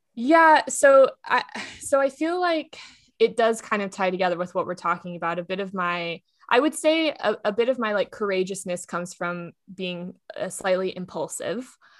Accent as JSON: {"language": "English", "region": "Texas", "country": "United States", "moved": "yes", "lives_now": "Los Angeles, United States", "said": "I am from Texas"}